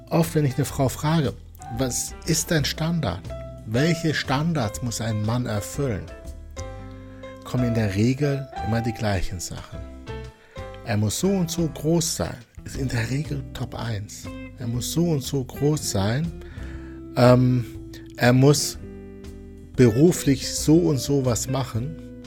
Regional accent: Wuppertal, North Rhine-Westphalia, Germany; born there; ich bin ja gebürtiger Wuppertaler, er sollte Schwebebahnfahrer sein.

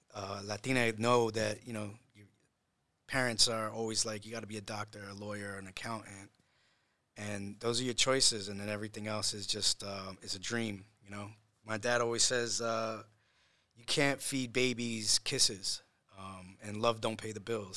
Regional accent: Matawan, New Jersey, United States; moved away as an adult; also born or lived in Puerto Rico / New York; I grew up here in, uh, in Monmouth County, in, in, in Mattawan

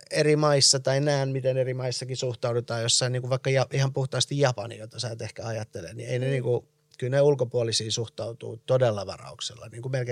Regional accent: Iran; moved away; also born or lived in United States; millaiset jäljet on jättänyt se, että että mä oon muuttanut Iranista – ja sitten taas, niin, ja sit taas Jenkeistä

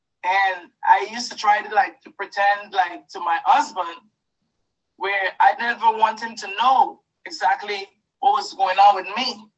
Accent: Guyana; moved away; Because when I came into this country, I came from Guyana. And my whole life, it was a lot of ups and downs.

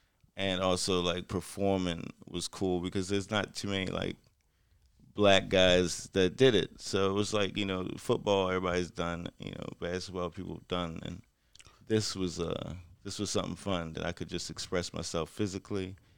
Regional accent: Baltimore, Maryland, United States

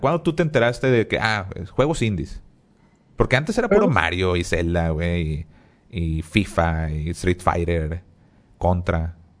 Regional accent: Monterrey, Nuevo León, Mexico; somos regios

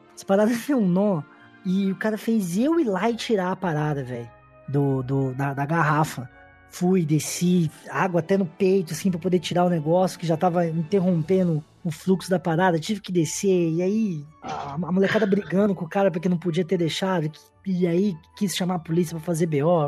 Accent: Ribeirão Preto, São Paulo, Brazil; Sou de Ribeirão Preto

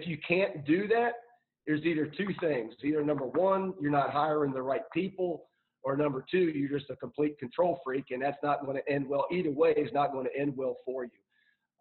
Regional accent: Ohio, United States; now in Tarboro, United States; I'm from Ohio, I take my family back to Ohio

